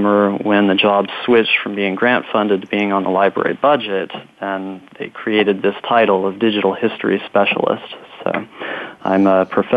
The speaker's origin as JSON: {"language": "English", "region": "Kansas", "country": "United States", "tie": "born or raised there", "said": "I grew up in Kansas, so I grew up learning of this rivalry between Kansas and Missouri"}